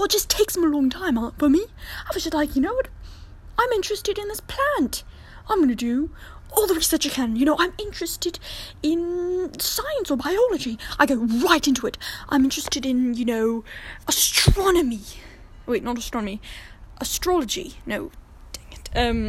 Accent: London, United Kingdom; born there; also born or lived in France; I was born in London, and I moved just around, and, you know, I lived in France for a little bit of time, and I learned languages

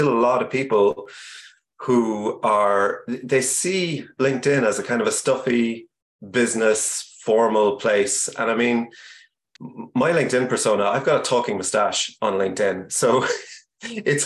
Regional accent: Ireland; also born or lived in Cork / Kentucky; I'm Irish. We live in Cork, but I'm actually chatting to you right now from Kentucky

